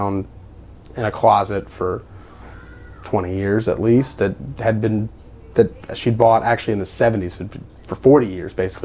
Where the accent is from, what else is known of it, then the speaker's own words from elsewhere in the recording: Ascension Parish, Louisiana, United States; I grew up in Ascension Parish